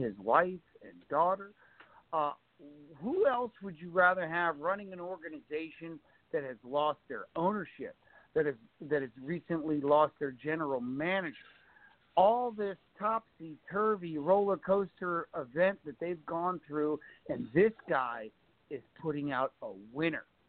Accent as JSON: {"language": "English", "country": "United States", "said": "I am an American"}